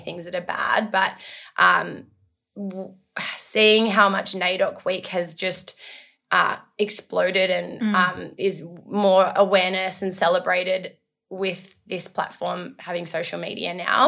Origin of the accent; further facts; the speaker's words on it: Darwin, Northern Territory, Australia; now in Melbourne, Australia; So I was born and raised on Larrakia country, which is in Darwin, Northern Territory